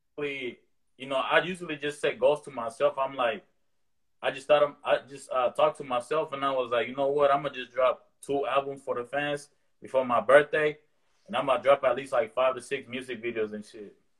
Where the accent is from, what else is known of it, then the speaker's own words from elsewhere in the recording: the Bay Area, California, United States; growing up in the Bay